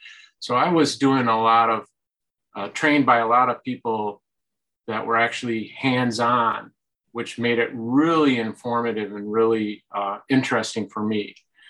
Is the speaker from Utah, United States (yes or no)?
no; Lansing, Michigan, United States; also born or lived in Indianapolis, Indiana; pretty much born, bred, raised, and stayed right here in local Lansing.